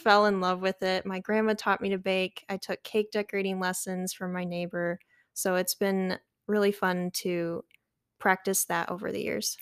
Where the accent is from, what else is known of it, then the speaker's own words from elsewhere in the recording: Metamora, Michigan, United States; I grew up in a little town called Metamora. It's on the east side of Michigan